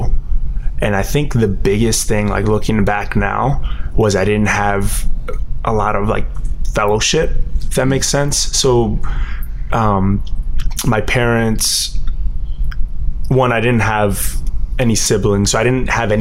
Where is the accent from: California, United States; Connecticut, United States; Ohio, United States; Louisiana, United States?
Connecticut, United States; also born or lived in Miami, Florida / Puerto Rico; I grew up in Connecticut, and it's a very white town